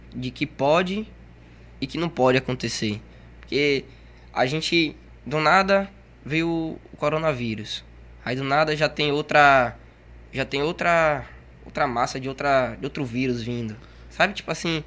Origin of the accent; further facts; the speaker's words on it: Salvador, Bahia, Brazil; now in Camaçari, Brazil; Eu nasci em Salvador e vim para aqui para Camaçari. E já vou fazer 10 anos aqui